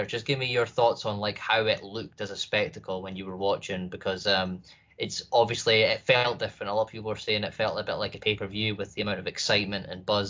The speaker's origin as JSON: {"language": "English", "country": "United Kingdom", "said": "being a Brit"}